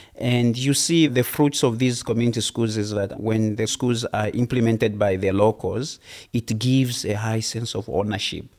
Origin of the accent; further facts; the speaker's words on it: Zambia; from Zambia.